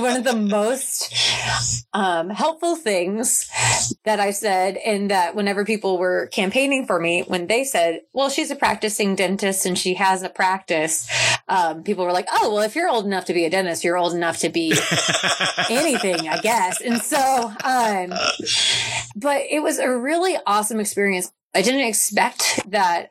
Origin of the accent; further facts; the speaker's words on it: Topeka, Kansas, United States; also born or lived in Memphis, Tennessee / Oklahoma City, Oklahoma; I left Topeka for college and I was in Memphis, Tennessee, going to Rhodes College. And then I went to Oklahoma City for dental school. And the more I kind of grew into the role of becoming a dentist and being an adult, I found that I was most committed to making positive change in my hometown